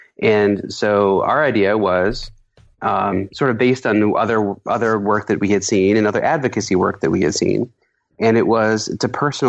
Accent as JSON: {"language": "English", "region": "Iowa", "country": "United States", "tie": "born or raised there", "said": "I was really proud of my home state of Iowa."}